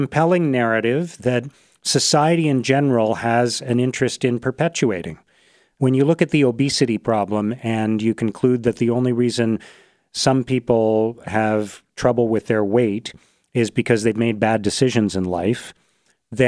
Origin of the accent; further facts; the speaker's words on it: Canada; born in Canada, as I was